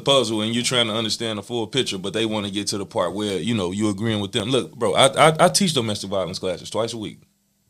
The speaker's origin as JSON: {"language": "English", "town": "Chicago", "region": "Illinois", "country": "United States", "tie": "born or raised there", "said": "Hey, man, I was born in Henry Horner Projects and grew up on the west side of Chicago."}